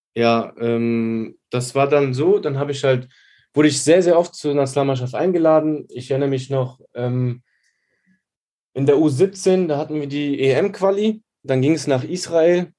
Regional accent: Neuwied, Rhineland-Palatinate, Germany; ich bin aus Neuwied

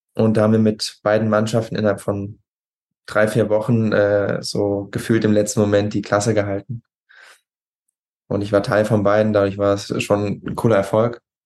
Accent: Westerwald, Rhineland-Palatinate, Germany; also born or lived in Düsseldorf; komme aus, aus dem Westerwald

